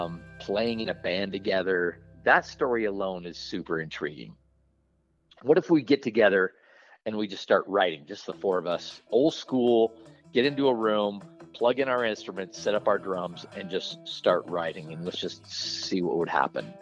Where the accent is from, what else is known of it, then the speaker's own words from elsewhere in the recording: Northwest, United States; as preachers' kids, how we grew up. And where we grew up in the Northwest